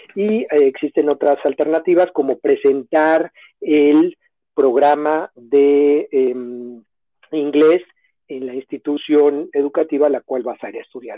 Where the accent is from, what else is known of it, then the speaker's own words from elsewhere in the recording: Mexico City, Mexico; moved away as an adult; also born or lived in Barrie, Ontario, Canada; now in Toronto, Canada; yo soy originario de la Ciudad de México